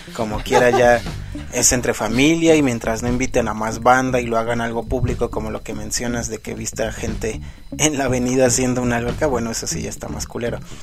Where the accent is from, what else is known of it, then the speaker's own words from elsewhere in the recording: Mexico; uno siendo mexicano